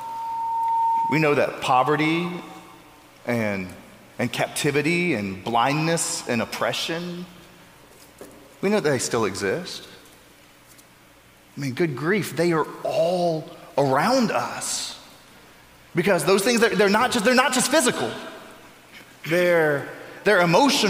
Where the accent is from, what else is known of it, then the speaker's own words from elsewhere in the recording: Florida, United States; moved away; my home state of Florida